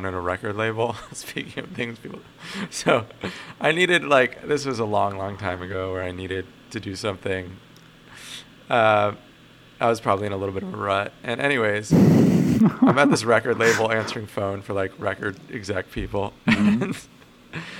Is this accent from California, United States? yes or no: yes; Los Angeles County, California, United States; also born or lived in South Africa; I grew up in Los Angeles County mostly from the age of 8 on.